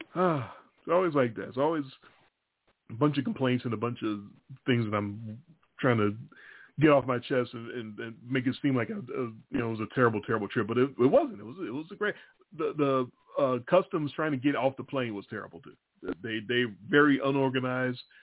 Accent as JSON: {"language": "English", "town": "Chicago", "region": "Illinois", "country": "United States", "said": "I'm from Chicago"}